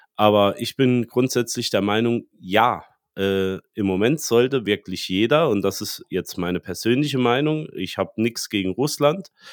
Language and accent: German; Germany; wir als Deutsche